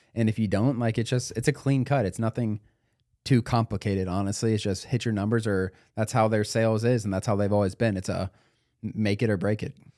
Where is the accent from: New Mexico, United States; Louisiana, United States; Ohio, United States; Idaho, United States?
Ohio, United States; Cincinnati; I'm from Cincinnati